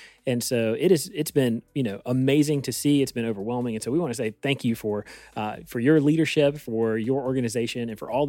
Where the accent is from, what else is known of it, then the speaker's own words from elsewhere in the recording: Eastern North Carolina, United States; now in Tennessee, United States; before I moved out to Tennessee, I lived in Eastern North Carolina, and my hometown was affected in a significant way twice in my life by major hurricanes and devastating flooding